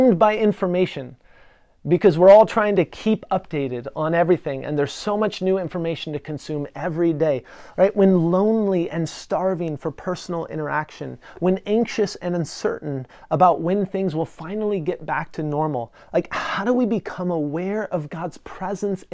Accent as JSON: {"language": "English", "region": "Western Washington", "country": "United States", "tie": "born or raised there", "said": "I grew up in Western Washington, Washington State"}